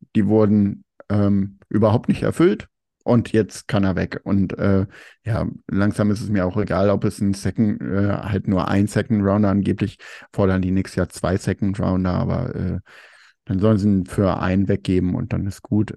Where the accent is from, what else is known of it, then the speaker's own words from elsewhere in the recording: Germany; man ist immer so als Deutscher